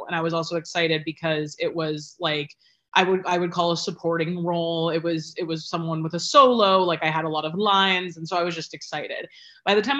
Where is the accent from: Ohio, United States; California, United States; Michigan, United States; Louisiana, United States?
Ohio, United States; Cleveland; now in New York, United States; I am originally from Cleveland, Ohio, 216, Mistake by the Lake, and proud to be from there